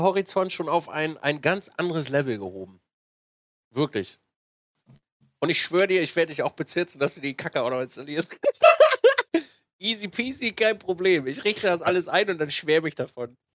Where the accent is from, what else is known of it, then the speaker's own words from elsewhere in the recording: Switzerland; als äh, Schweizer